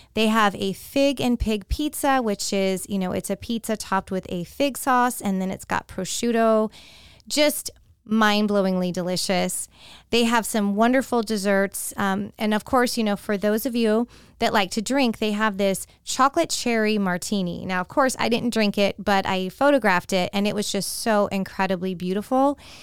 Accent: San Francisco Bay Area, California, United States; now in Tampa, United States; born and raised in the San Francisco Bay Area

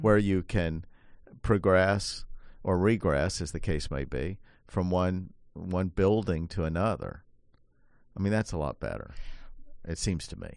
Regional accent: Appalachia, United States; I grew up in Appalachia

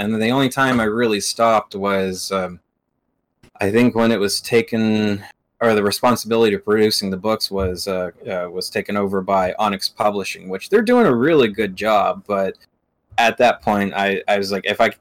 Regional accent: Arkansas, United States; moved away; I'm originally from Arkansas

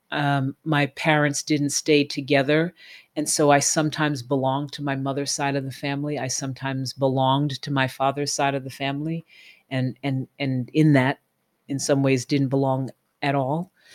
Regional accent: New York City, New York, United States; also born or lived in Flatbush, Brooklyn; I grew up in Tribeca in New York

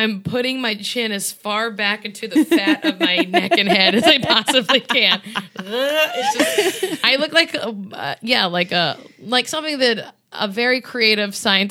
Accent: the South, United States; I could say that I'm from the South

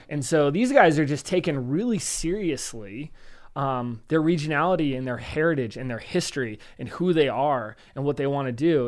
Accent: United States; I'm an American

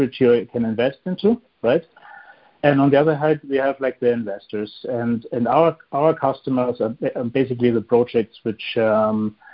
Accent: Munich, Bavaria, Germany; moved away as an adult; now in Luxembourg; Originally, I'm from Munich. That's south of Germany. It's in Bavaria

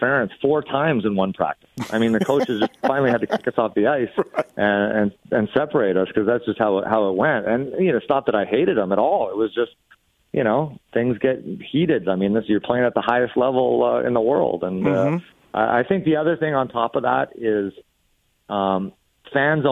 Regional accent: Edmonton, Alberta, Canada; I had Wayne Gretzky wallpaper, Wayne Gretzky bed sheets as a kid growing up in Edmonton

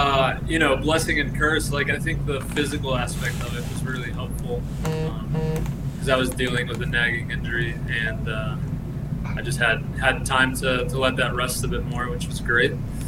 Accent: Colombia; now in United States; Millonarios in Bogota. That was the club that I kind of learned to support a bit from a distance.

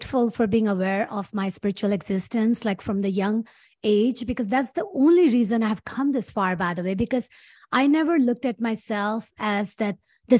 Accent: Karachi, Sindh, Pakistan; English is a second language; moved away as an adult; also born or lived in Los Angeles, United States; now in United States; I was born and raised in Karachi, Pakistan

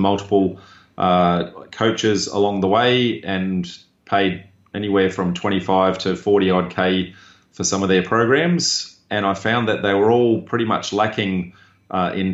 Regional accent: Darwin, Northern Territory, Australia; I grew up in Darwin

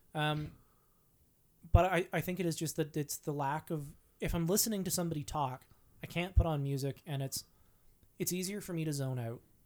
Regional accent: Vancouver Island, British Columbia, Canada; I grew up on Vancouver Island.

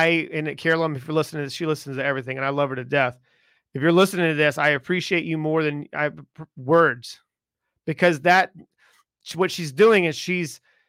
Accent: the South, United States; Like, I grew up in the South. Okay. And I grew up in the South as an Italian, you know what I mean?

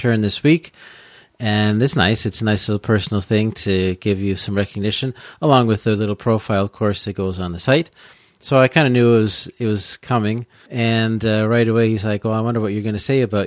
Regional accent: Peterborough, Ontario, Canada; moved away; also born or lived in Quebec / Alberta / British Columbia / Bournemouth, England; I grew up in Peterborough in Ontario

